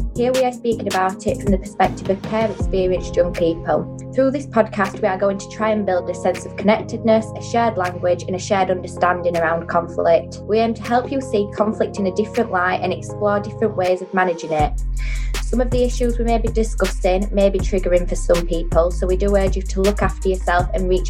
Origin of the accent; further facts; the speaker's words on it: Yorkshire and the Humber, United Kingdom; I'm 20 and I'm from Yorkshire